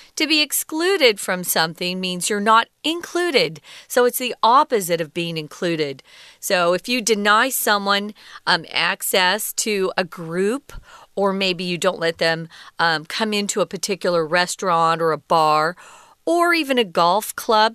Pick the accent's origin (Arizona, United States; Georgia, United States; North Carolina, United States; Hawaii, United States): Arizona, United States; I grew up in Arizona in the United States